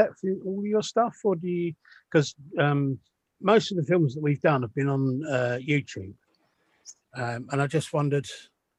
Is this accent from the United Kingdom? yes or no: yes; England, United Kingdom; growing up in England